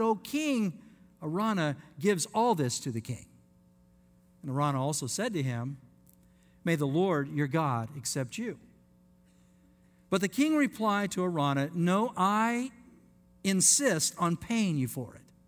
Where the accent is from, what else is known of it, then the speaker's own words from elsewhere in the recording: Layton, Utah, United States; moved away; I want to say to my Mormon friends where I grew up in Utah